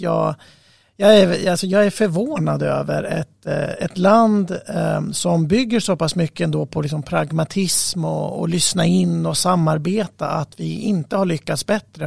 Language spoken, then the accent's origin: Swedish; Norrland, Sweden; moved away; Jag kommer själv från Norrland ursprungligen